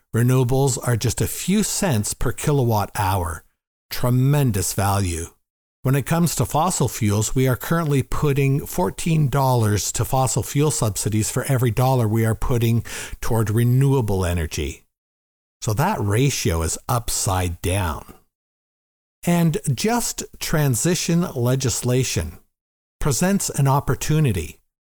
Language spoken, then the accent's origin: English; Gravenhurst, Ontario, Canada; also born or lived in Toronto; my hometown, Gravenhurst